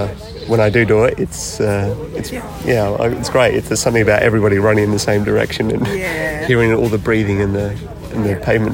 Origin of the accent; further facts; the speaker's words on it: Adelaide, South Australia, Australia; So I'm from Adelaide, came up to Darwin, doing a hike up in Catherine